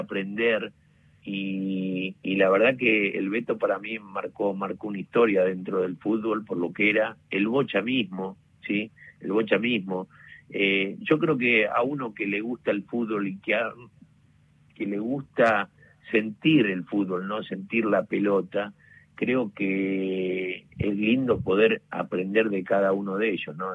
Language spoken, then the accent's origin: Spanish; Club San Miguel, Buenos Aires, Argentina; el Club San Miguel, donde yo nací, me crié